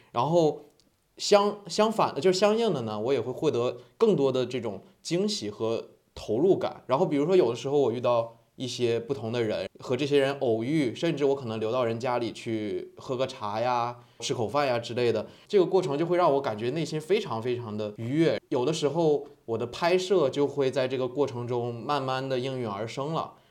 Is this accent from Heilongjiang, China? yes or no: yes; Harbin, Heilongjiang, China; now in Hainan, China; 我本身是哈尔滨人